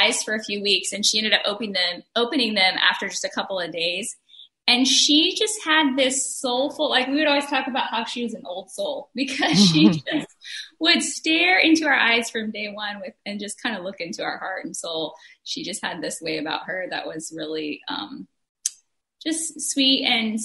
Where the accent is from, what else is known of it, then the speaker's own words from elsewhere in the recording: Oregon, United States; moved away as an adult; also born or lived in Ohio; we are from Oregon originally